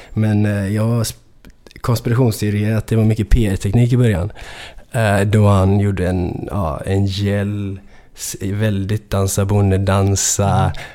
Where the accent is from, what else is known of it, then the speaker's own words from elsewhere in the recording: Gothenburg, Västra Götaland, Sweden; jag då som är så från Göteborg, jag vet inte, jag låter som att jag är från Stockholm när jag rappar på det där sättet liksom.